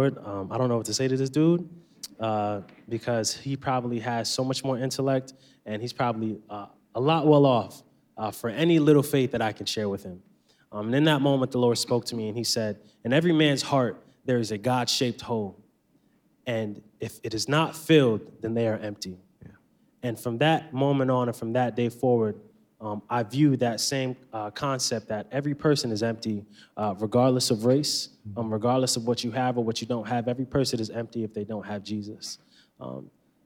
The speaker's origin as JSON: {"language": "English", "town": "Stamford", "region": "Connecticut", "country": "United States", "tie": "born or raised there", "said": "Growing up in Stamford, Connecticut"}